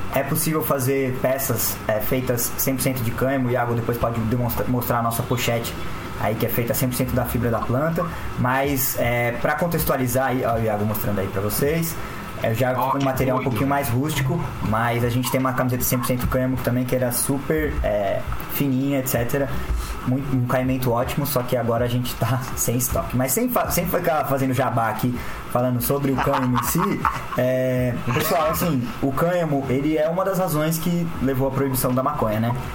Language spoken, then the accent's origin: Portuguese; São Paulo, Brazil; sou de São Paulo também